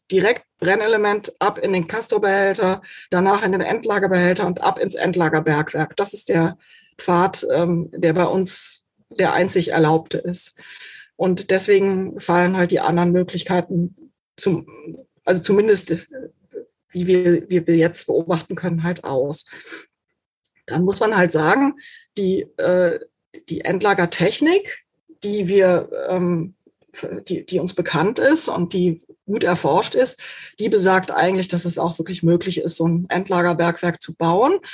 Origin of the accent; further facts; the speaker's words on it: Germany; bei uns in Deutschland